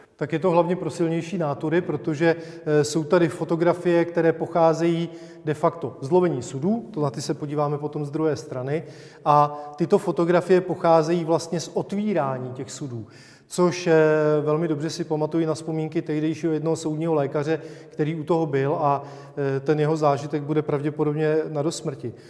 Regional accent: Czechia; protože jsme Češi

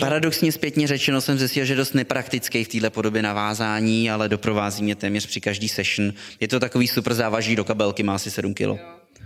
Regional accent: Plzeň, Plzeň Region, Czechia; jsem se narodil v Plzni

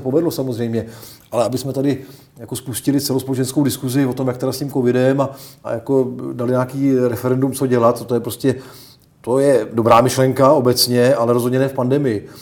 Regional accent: Czechia; my jako Češi

